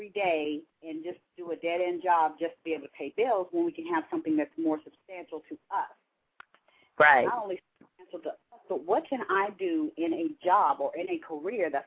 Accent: Dayton, Ohio, United States; now in Atlanta, United States; I'm from Atlanta. Well, um, I live in Atlanta, Georgia. I'm from Dayton, Ohio.

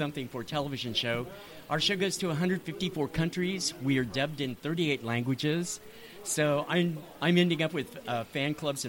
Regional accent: Berkeley, California, United States; moved away; also born or lived in Nevada; I'm from Berkeley. I did my undergraduate studies at Berkeley

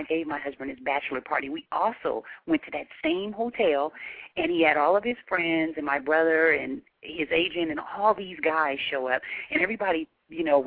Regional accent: Seattle, Washington, United States; we're from the Pacific Northwest, from Seattle

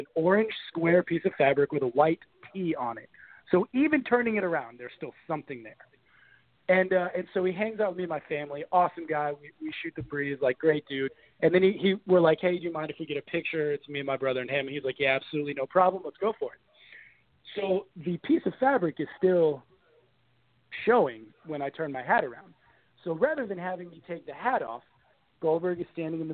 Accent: Daytona Beach, Florida, United States; I grew up in Daytona Beach, Florida

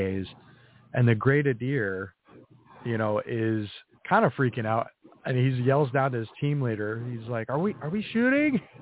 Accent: New England, United States; I grew up in New mm-hmm. England, in a very mm-hmm. small New England town

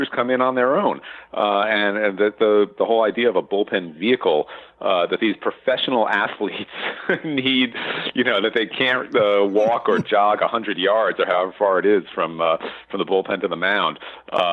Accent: Long Island, New York, United States; I grew up on Long Island

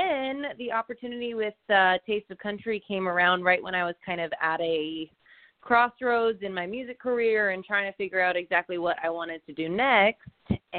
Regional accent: Cape Cod, Massachusetts, United States; moved away as an adult; now in Nashville, United States; but I am originally from Cape Cod, Massachusetts, and I moved to Nashville in 2008 to go to Belmont University.

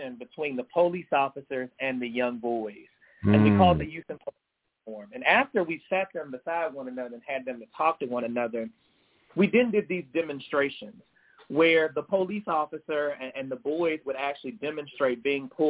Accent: United States; also born or lived in Greenwood, Mississippi; I was from the States

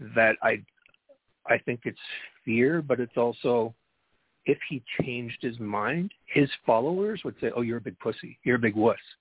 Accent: Canada; I'm Canadian, so I have a perspective here north of the 49th parallel

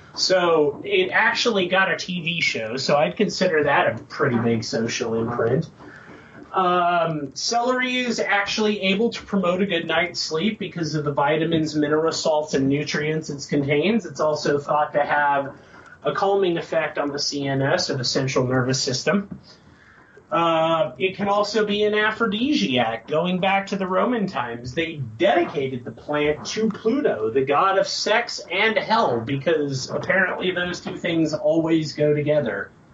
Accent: United States; as an American

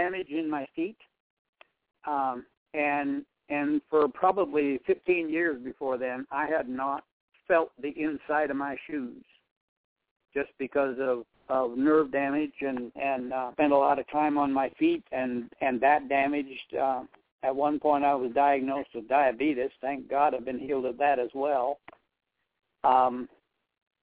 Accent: South Dakota, United States; moved away as an adult; also born or lived in Nebraska; born and raised in South Dakota. I moved to Nebraska to start the church.

